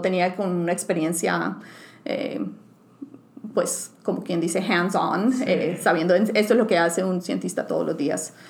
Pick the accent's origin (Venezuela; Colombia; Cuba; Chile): Colombia; Bucaramanga, Santander; first language Spanish and English; moved away as an adult; also born or lived in Bogotá, Colombia / San Diego, California; now in United States; yo nací en Bogotá, en Colombia, y la mayoría de mi vida pues crecí en, otras, en otra ciudad que se llama Bucaramanga